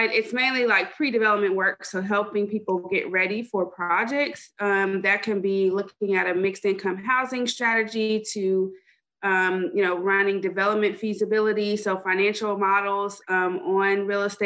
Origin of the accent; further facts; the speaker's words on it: Dallas, Texas, United States; moved away as an adult; also born or lived in Chapel Hill, North Carolina; I am from Dallas, Texas. Left for a ton of school